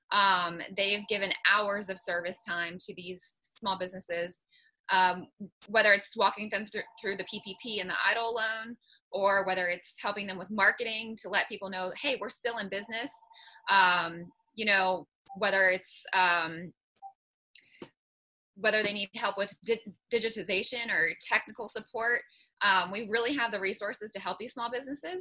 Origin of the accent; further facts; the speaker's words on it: Morgantown, West Virginia, United States; I'm from Morgantown